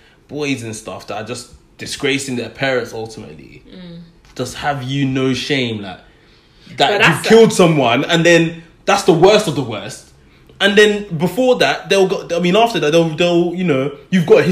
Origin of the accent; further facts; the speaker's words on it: London, United Kingdom; where I grew up in Tottenham, there were a few youth clubs in the area